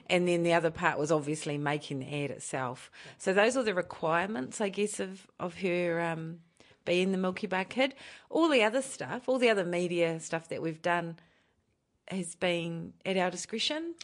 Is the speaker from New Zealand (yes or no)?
yes; Palmerston North, Manawatū-Whanganui, New Zealand; moved away as an adult; also born or lived in Auckland; now in Rotorua, New Zealand; I was born and raised in Palmerston North.